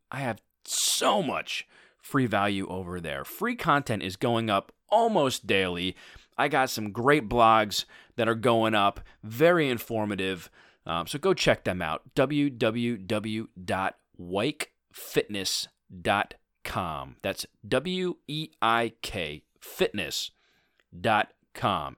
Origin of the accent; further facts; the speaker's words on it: Philadelphia, Pennsylvania, United States; my hometown team, the Philadelphia Eagles